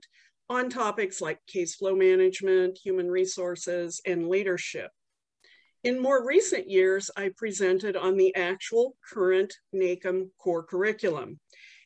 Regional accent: Los Alamos, New Mexico, United States; I grew up in Los Alamos, New Mexico, the home of the atom bomb.

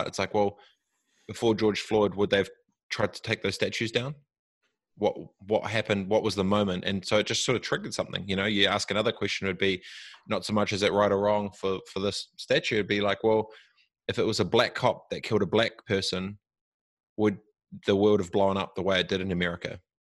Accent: New Zealand; I'm I'm from New Zealand and I'm Maori

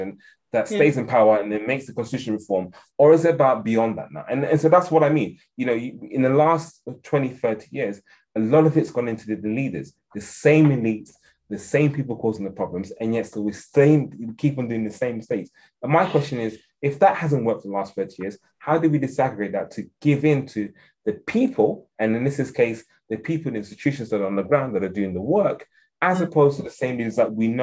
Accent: England, United Kingdom; accent: very English; also born or lived in Ghana; my very English accent

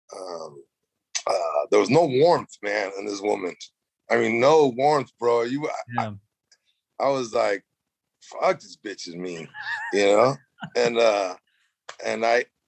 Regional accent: Los Angeles, California, United States; also born or lived in Mexico / Silver Lake, Los Angeles; I grew up in Mexico as a kid from 1 to 6, right, and then we landed, like every immigrant back in the day, man, we landed in Boyle Heights

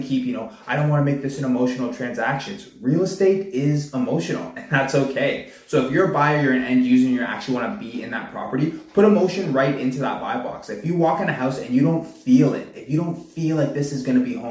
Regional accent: Pickering, Ontario, Canada; also born or lived in Whitby; I've been born and raised in the Durham region. Born out in Pickering, I'm out in Whitby now

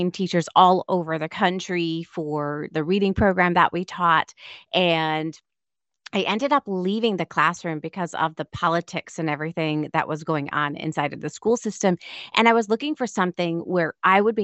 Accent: Auburn, Massachusetts, United States; I was actually born in Auburn, Massachusetts. So it's about a half an hour away from Boston

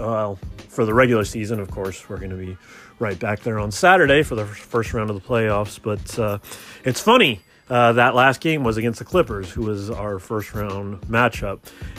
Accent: Oakland, California, United States; also born or lived in Richmond / Albany / Berkeley; although I was born in Oakland, I've lived all over the place in the Bay Area, Richmond, Albany, Berkeley, Oakland. I never lived in San Francisco

